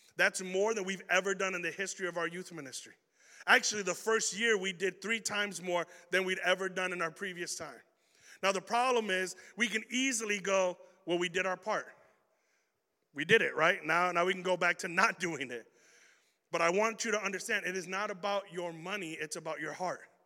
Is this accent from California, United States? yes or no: no; Chicago, Illinois, United States; I'm a kid from Chicago